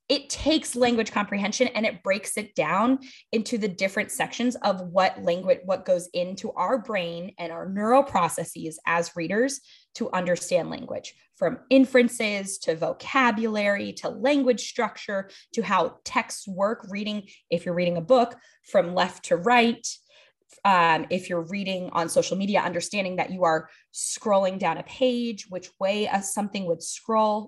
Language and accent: English; Los Angeles, California, United States; moved away as an adult; also born or lived in Atlanta; now in New Orleans, United States; I grew up in Los Angeles